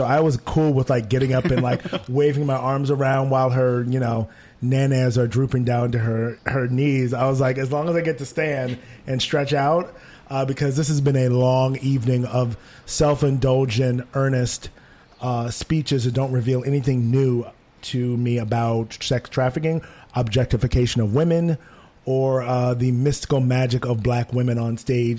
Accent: New York, United States; maybe it's just me, maybe I'm a New Yorker, maybe he's enjoying it.

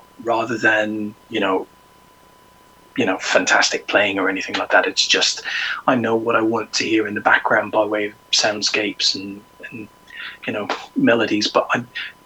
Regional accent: Ireland; moved away; I'm originally from Ireland, so my parents played in the Irish show bands.

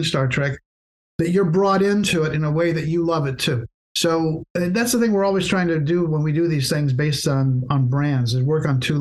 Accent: Santa Barbara, California, United States; I grew up in Santa Barbara

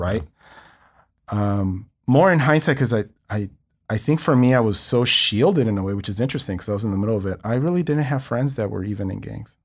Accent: Los Angeles, California, United States; i'm incredibly proud of growing up in East Los Angeles.

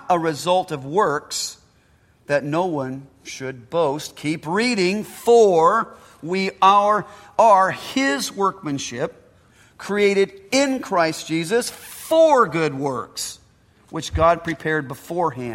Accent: United States; I'm an American and an Italian

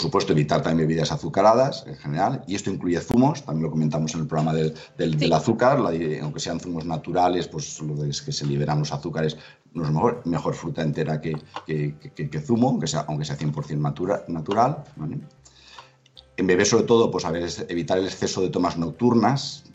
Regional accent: Valencia, Valencian Community, Spain; yo que soy de Valencia y que hay mucha tradición en muchos platos de arroz

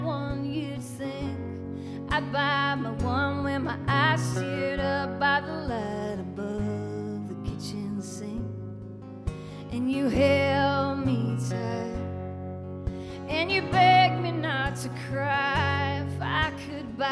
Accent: Stoughton, Massachusetts, United States; my hometown, Stoughton, Massachusetts, where I still live. I went to elementary school at the same elementary schools that my husband went

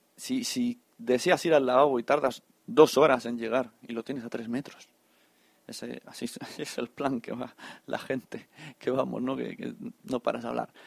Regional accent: Catalonia, Spain; buenos catalanes

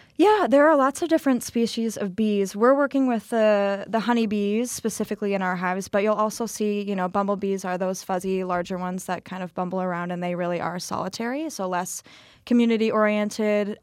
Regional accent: Minneapolis, Minnesota, United States; moved away as an adult; now in Milwaukee, United States; I'm from Minneapolis, just graduated from Marquette

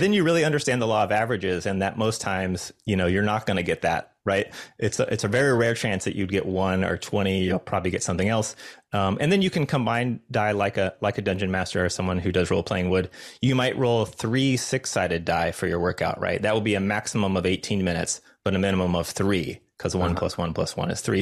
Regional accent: Los Angeles, California, United States; I'm from Los Angeles

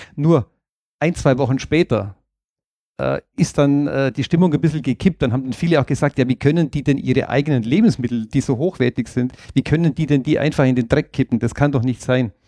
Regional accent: Allgäu, Germany; bei uns im Allgäu

